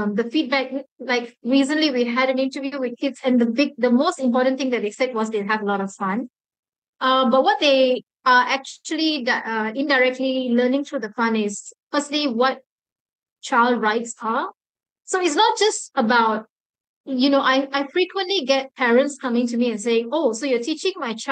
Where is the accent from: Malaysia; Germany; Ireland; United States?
Malaysia; Being a Malaysian